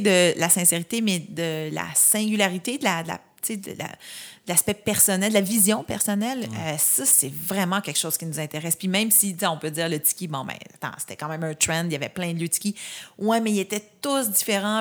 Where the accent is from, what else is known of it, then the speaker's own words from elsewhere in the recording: Saint-Jean-sur-Richelieu, Quebec, Canada; je viens de Saint-Jean-sur-Richelieu, la Montérégie.